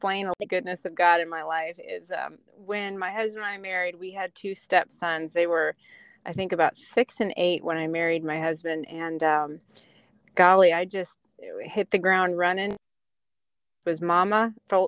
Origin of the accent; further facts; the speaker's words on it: Colorado, United States; moved away as an adult; now in South Carolina, United States; I was born and raised in Colorado.